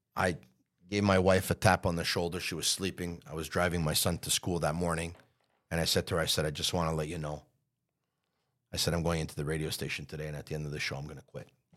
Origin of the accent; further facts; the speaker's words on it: Montreal, Quebec, Canada; I grew up in Montreal